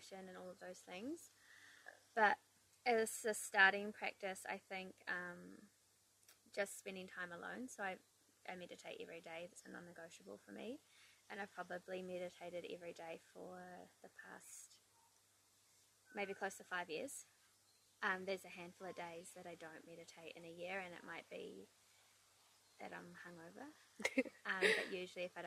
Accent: the Coromandel, Waikato, New Zealand; also born or lived in Queenstown / Rotorua / Wellington / Melbourne; I grew up in the Coromandel. I moved to Queenstown for 4 years when I was 11, and then I finished high school in Rotorua

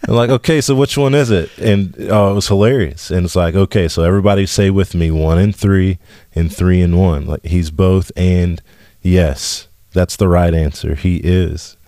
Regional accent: West Texas, United States; I grew up in West Texas

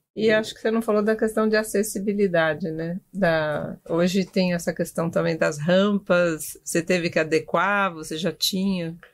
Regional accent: São Paulo, Brazil; Eu sou de São Paulo, nasci aqui

